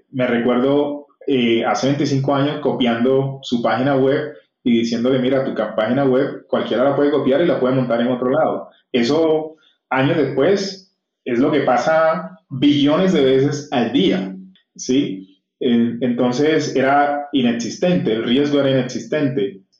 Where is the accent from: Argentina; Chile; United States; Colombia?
Colombia; Cartagena, Bolívar; moved away; also born or lived in Bogotá; yo soy cartagenero